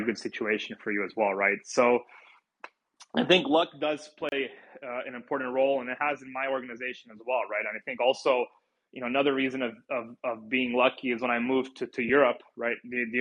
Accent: United States; as an American

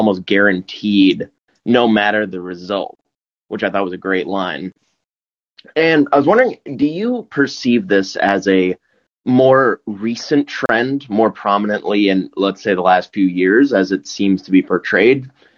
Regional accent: Hopkinton, Massachusetts, United States; Hopkinton. How's that?

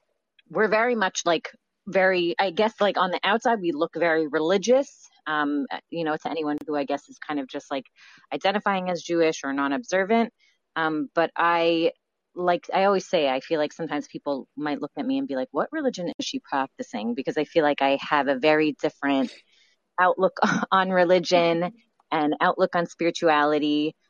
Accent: Toronto, Ontario, Canada; accent: Canadian mixed with New York; I grew up in Toronto. So I have, you know, sometimes people are like, what's your accent? And it's like a little Canadian in me mixed with like New York.

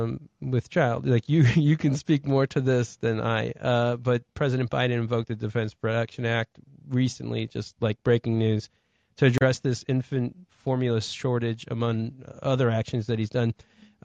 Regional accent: North Carolina, United States; also born or lived in Ohio; And as you know, I went to school in North Carolina. I grew up in North Carolina after Ohio.

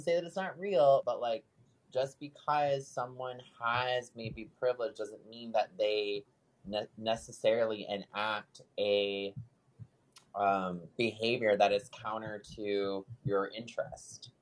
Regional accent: Midwest, United States; moved away as an adult; now in San Diego, United States; as someone who grew up on a farm, worked on a farm, being that Midwesterner

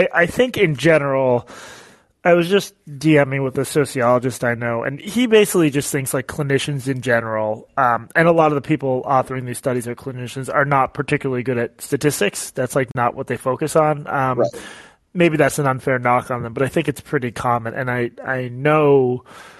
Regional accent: United States; I'm Jewish American

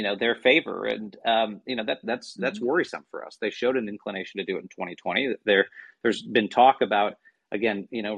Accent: near Notre Dame, Indiana, United States; my home state of Indiana, really close to where I grew up at Notre Dame, about 15 minutes away from where I grew up

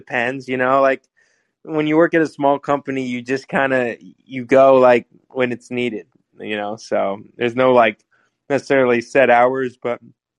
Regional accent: Los Angeles, California, United States; growing up in LA, we didn't have a team for almost my whole childhood

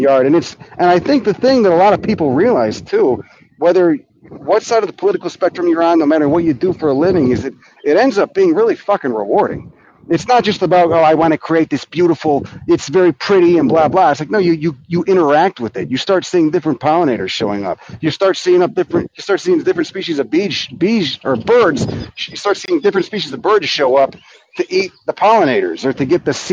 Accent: Chicago, Illinois, United States; moved away as an adult; also born or lived in California; I grew up in Chicago

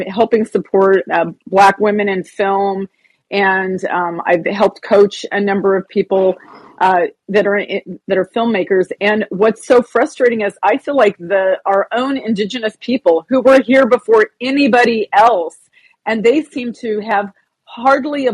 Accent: California, United States; growing up in California history, we glorified the Catholic missionaries

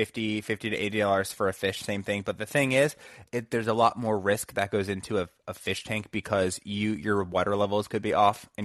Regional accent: New England, United States; moved away; I'm from New England originally

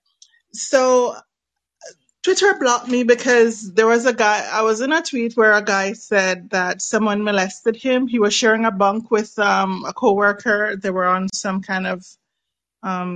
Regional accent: Jamaica; I'm Jamaican

